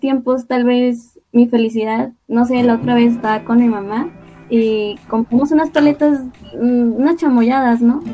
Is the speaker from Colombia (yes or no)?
no; Xalapa, Veracruz, Mexico; soy de Jalapa, de Veracruz